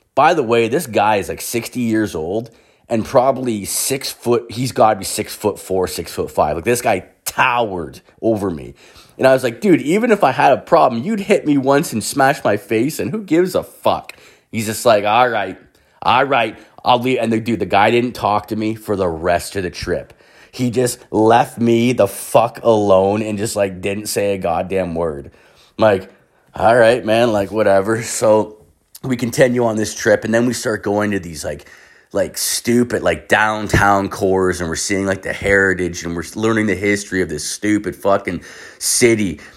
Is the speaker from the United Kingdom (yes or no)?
no; Canada; I'm Canadian.